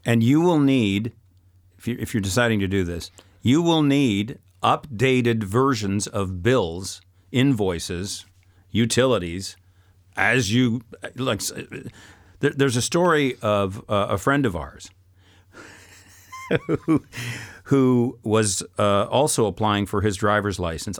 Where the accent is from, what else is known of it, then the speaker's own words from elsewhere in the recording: Canada; moved away as an adult; now in France; as a Canadian